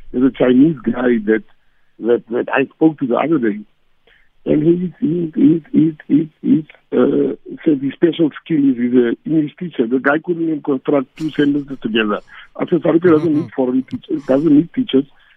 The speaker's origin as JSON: {"language": "English", "country": "South Africa", "tie": "born or raised there", "first_language": "Afrikaans", "second_language": "English"}